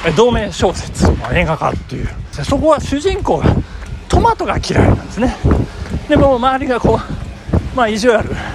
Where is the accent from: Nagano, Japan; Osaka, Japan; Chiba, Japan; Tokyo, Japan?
Nagano, Japan; 長野で育った私